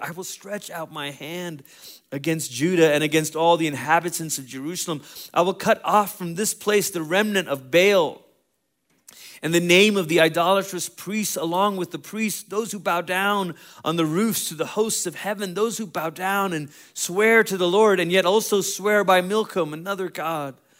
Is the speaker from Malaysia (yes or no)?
yes; Malaysia; moved away; I grew up in Malaysia